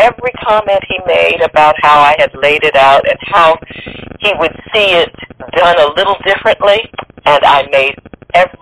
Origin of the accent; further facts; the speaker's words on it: New York, United States; my mother and my family and growing up in New York